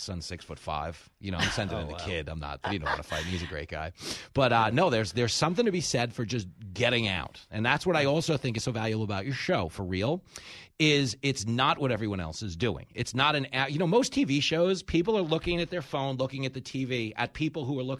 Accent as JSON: {"language": "English", "region": "East Coast", "country": "United States", "tie": "born or raised there", "said": "I grew up here in the East Coast"}